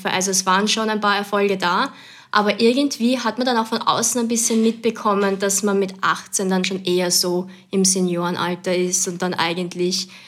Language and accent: German; Lower Austria, Austria; also born or lived in Vienna; Geboren bin ich in Wien und aufgewachsen dann aber in Niederösterreich, in Gensandorf, um es genauer zu sagen